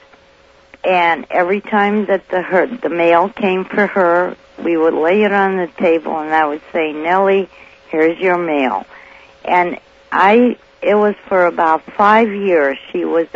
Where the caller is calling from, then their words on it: Santa Maria, California, United States; I'm calling from Santa Maria